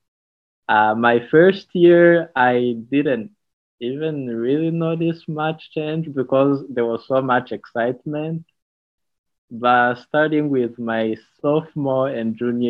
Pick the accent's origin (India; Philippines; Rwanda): Rwanda; moved away as an adult; also born or lived in California; now in St. Louis, United States; I'm originally from Rwanda